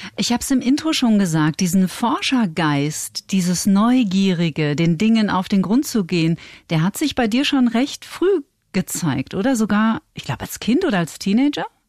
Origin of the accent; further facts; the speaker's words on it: North Rhine-Westphalia, Germany; Und ich komme aus Nordrhein-Westfalen und dort wird man automatisch eigentlich in der Regel evangelisch getauft